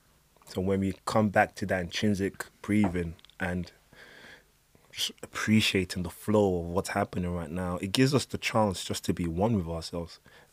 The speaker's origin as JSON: {"language": "English", "country": "Nigeria", "said": "I'm Nigerian and I used to play basketball, so I have a lot of American friends."}